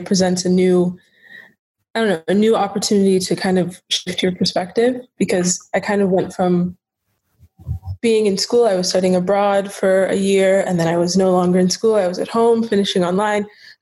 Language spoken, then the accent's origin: English; Charlotte, North Carolina, United States; Right now, I am in Charlotte, North Carolina, my hometown